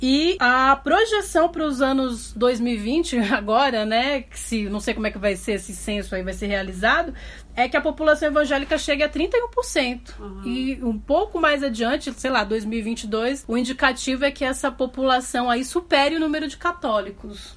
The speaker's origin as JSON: {"language": "Portuguese", "country": "Brazil", "said": "eu que sou da Zona Leste"}